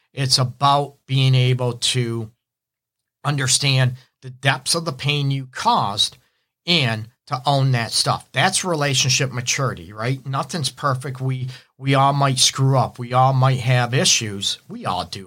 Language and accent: English; Detroit, Michigan, United States; I'm actually from, uh, Detroit. I'm in Metro Detroit, my offices in Southfield.